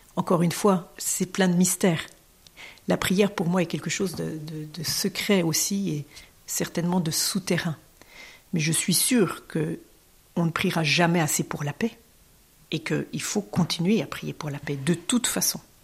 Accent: France; en tant que Français, en tant que citoyenne française

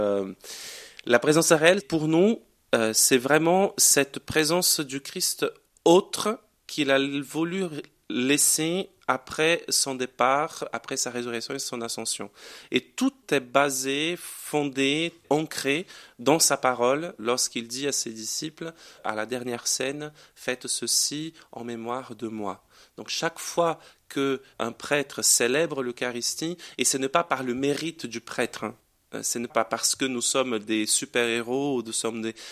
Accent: Brazil; French is a second language; moved away as an adult; now in Grenoble, France; rentrer chez moi

